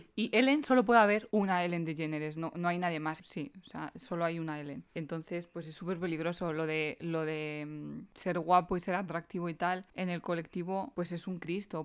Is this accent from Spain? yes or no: yes; Spain; soy una chica española, blanca, normal y corriente